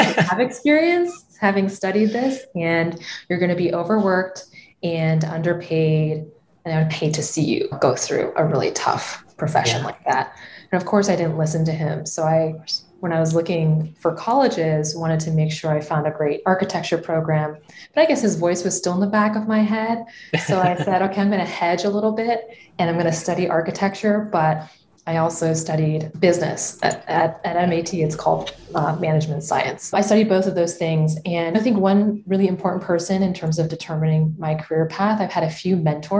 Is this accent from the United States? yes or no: yes; Los Altos, California, United States; I grew up in a small-ish town called Los Altos.